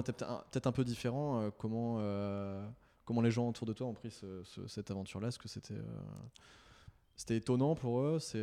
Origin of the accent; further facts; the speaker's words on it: Nantes, Pays de la Loire, France; je viens de Nantes